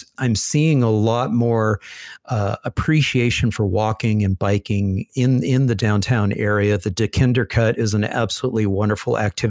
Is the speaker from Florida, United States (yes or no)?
no; Los Angeles, California, United States; I was born in Los Angeles.